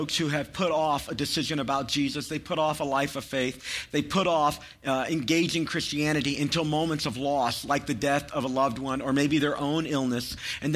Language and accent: English; Chattanooga, Tennessee, United States; I grew up near Chattanooga